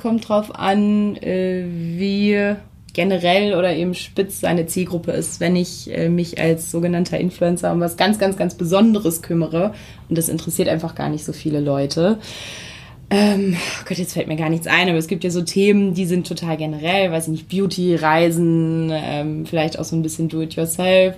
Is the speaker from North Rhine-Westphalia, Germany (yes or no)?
no; Hamelin, Lower Saxony, Germany; moved away as an adult; now in Lüneburg, Germany; in meine Heimat, ins äh, Weserbergland, nach, ins sehr beschauliche Hameln gegangen.